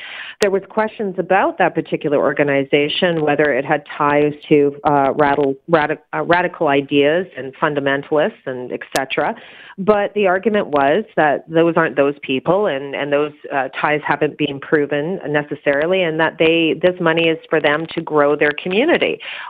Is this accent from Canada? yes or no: yes; Canada; I don't agree with it, but we're in Canada, and that's the privilege of being Canadian.